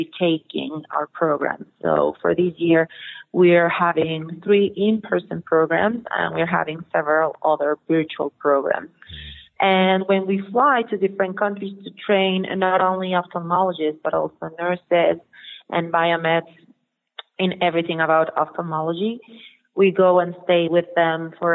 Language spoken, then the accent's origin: English; Mexico; And I'm from Mexico. I live 2 hours drive from Mexico City